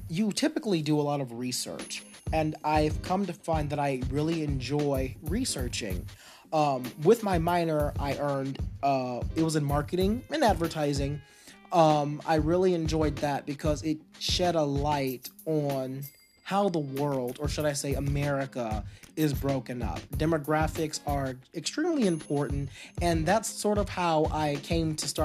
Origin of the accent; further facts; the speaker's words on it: Texas, United States; I was growing up in Texas, and I was at a huge high school